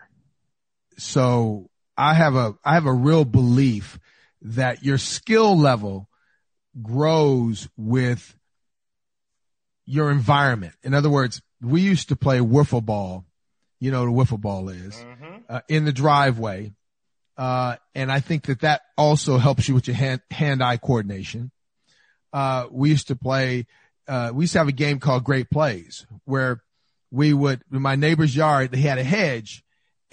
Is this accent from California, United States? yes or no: yes; Inglewood, California, United States; I grew up on 118th in Maine